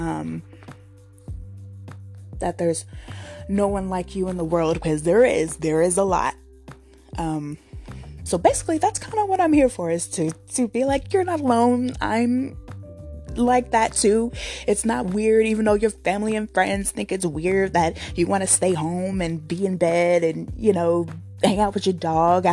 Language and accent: English; Richmond, California, United States; I'm from Richmond, California, born and raised